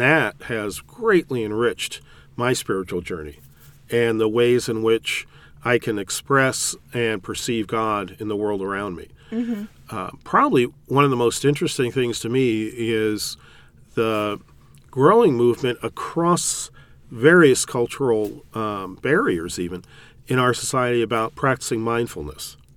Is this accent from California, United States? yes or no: yes; California, United States; moved away as an adult; also born or lived in Chicago area / Indianapolis, Indiana; now in Indianapolis area, United States; I grew up in California